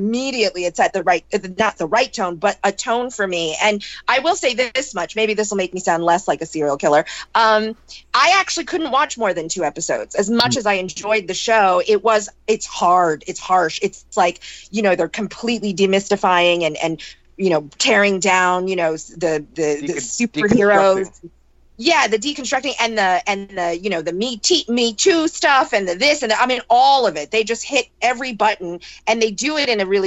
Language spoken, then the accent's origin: English; New York, United States; I'm from New York